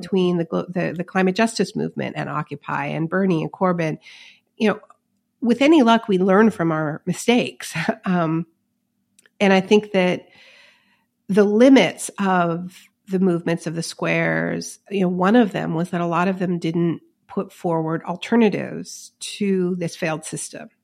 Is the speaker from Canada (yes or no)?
yes; Montreal, Quebec, Canada; my hometown of Montreal